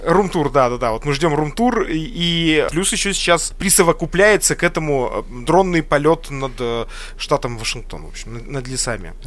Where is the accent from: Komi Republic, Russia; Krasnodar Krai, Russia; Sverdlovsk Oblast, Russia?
Sverdlovsk Oblast, Russia; Я родился в Свердловской области